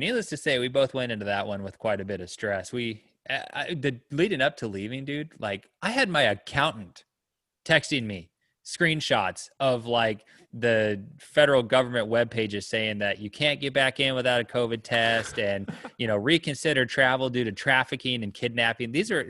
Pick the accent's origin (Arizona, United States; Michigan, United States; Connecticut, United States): Arizona, United States; But growing up in Arizona